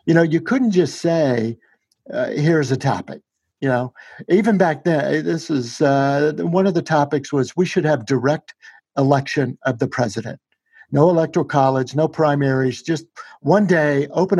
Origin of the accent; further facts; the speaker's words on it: Shreveport, Louisiana, United States; Our family in Shreveport, Louisiana